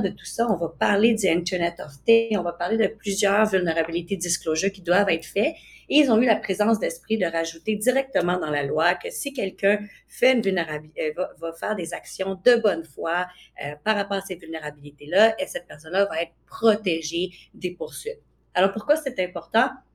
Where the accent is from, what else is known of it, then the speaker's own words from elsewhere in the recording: Canada; en tant que Canadien